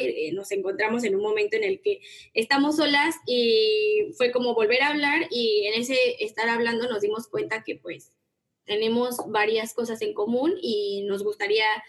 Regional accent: Mexico; soy mexicana y me encanta la gastronomía mexicana, estoy súper orgullosa de mis raíces

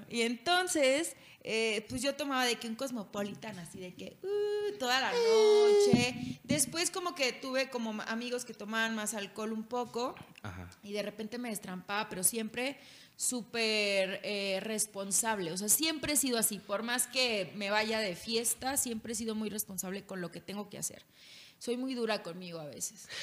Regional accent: Culiacán, Sinaloa, Mexico; moved away as an adult; now in Mexico City, Mexico; Soy de Culiacán

